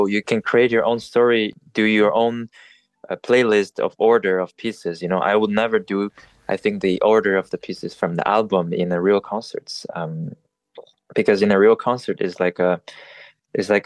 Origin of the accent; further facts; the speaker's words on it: Montreal, Quebec, Canada; also born or lived in Paris, France; I was born in Paris and then grew up in Montreal in those French-speaking countries.